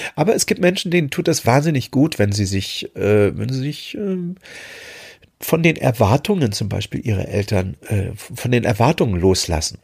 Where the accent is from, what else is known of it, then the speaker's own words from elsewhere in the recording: Germany; moved away; meine, meine alte Heimat, die DDR, verlassen habe, um, um im Westen zu gehen